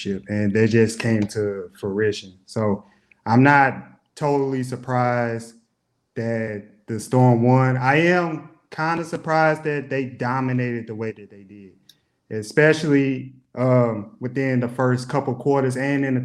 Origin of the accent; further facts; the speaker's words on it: St. Louis, Missouri, United States; now in Los Angeles, United States; my hometown of St. Louis, Missouri